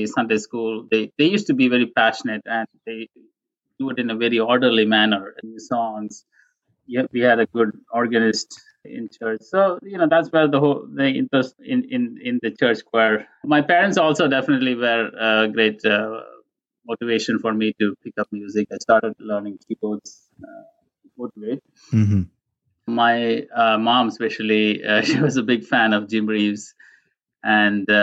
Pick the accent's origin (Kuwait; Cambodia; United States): Kuwait; moved away; I was born and brought up in Kuwait